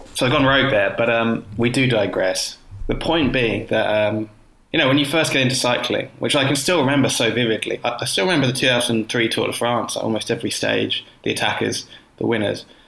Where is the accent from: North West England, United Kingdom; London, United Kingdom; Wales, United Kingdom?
London, United Kingdom; Croydon; also born or lived in Herne Hill, London; Croydon, which is my hometown